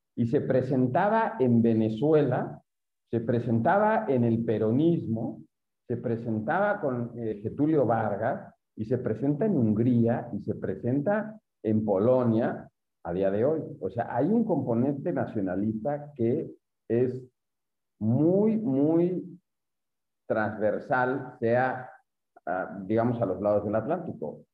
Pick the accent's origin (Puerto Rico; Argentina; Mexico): Mexico; los mexicanos decimos